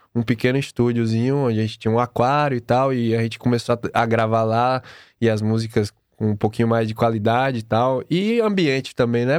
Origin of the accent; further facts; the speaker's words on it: Bahia, Brazil; moved away; eu vim da Bahia